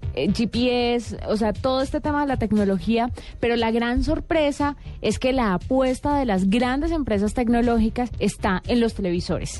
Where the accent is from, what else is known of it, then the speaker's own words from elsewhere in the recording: Buga, Valle del Cauca, Colombia; moved away; en Buga Valle, de donde yo vengo